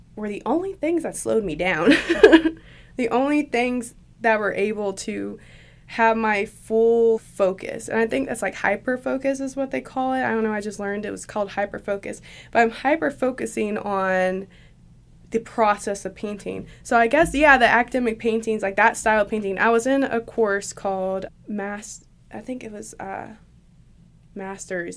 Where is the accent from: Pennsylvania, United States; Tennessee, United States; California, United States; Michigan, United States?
Tennessee, United States; Shelbyville; now in Johnson City, United States; I was born in Shelbyville, Tennessee.